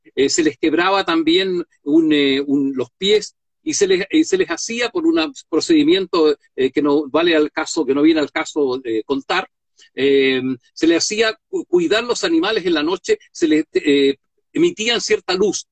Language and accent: Spanish; Chile; Los chilenos generalmente estamos enfermos de imagen